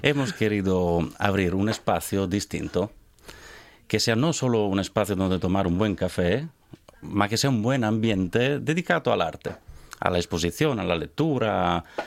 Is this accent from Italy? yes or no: yes; village …, Emilia-Romagna, Italy; Spanish is a second language; moved away as an adult; also born or lived in Barcelona, Spain; now in Gijón, Spain; Yo vengo del pueblo al lado de …. Es un pueblo pequeño, en la colina